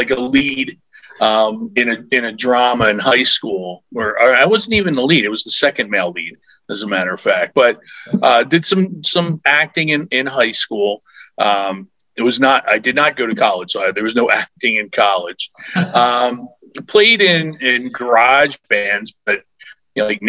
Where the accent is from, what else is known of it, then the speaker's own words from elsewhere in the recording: Philadelphia, Pennsylvania, United States; I grew up in the Philadelphia area